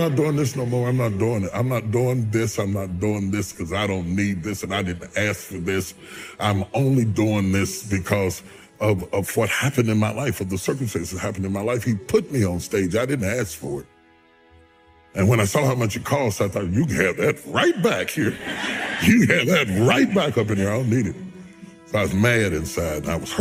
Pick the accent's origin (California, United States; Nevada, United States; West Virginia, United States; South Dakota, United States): West Virginia, United States; I'm a country boy. I'm from West Virginia.